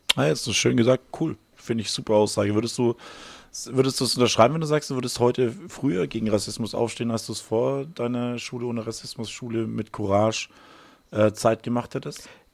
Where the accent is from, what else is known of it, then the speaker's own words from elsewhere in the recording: Bavaria, Germany; Ich bin hier in dem Schulsystem groß geworden.